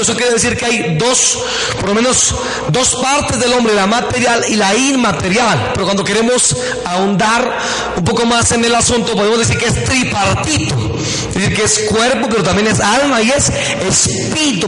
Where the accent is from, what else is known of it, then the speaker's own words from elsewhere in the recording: Buenavista, Boyacá, Colombia; en mi tierra, en Boyacá